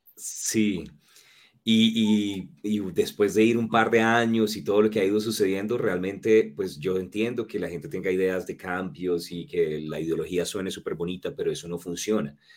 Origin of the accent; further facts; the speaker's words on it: Norte de Santander, Colombia; also born or lived in San Cristóbal, Táchira, Venezuela / Cúcuta / Pamplona; Y crecí después en Colombia